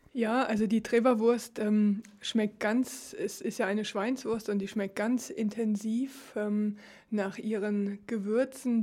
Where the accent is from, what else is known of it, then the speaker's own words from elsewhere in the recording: Germany; moved away as an adult; now in Ligerz, Switzerland; ich komme aus Deutschland